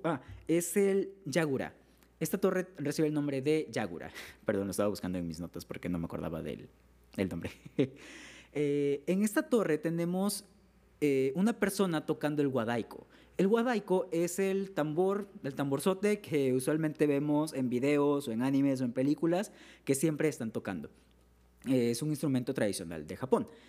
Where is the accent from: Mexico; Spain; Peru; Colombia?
Mexico; soy de México